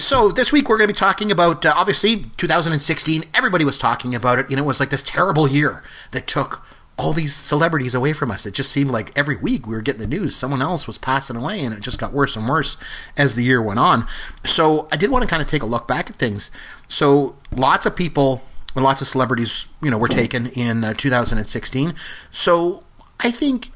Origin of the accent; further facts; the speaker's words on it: Canada; I'm Canadian.